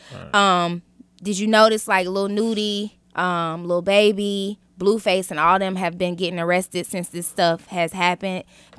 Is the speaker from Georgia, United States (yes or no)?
yes; Atlanta, Georgia, United States; also born or lived in Detroit, Michigan; I was born in Detroit, raised in Atlanta.